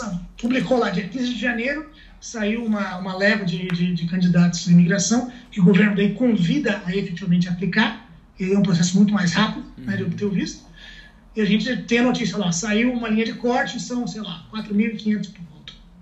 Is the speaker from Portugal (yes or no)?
no; Itajaí, Santa Catarina, Brazil; moved away as an adult; also born or lived in Joinville; now in Burlington, Canada; eu sou, sou de Santa Catarina, né? Sou de Itajaí, sou de Itajaí